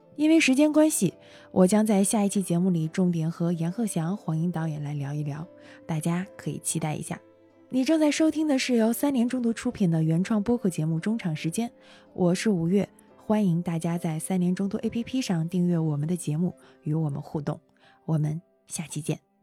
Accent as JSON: {"language": "Chinese", "region": "Northeast China", "country": "China", "said": "因为我是东北人"}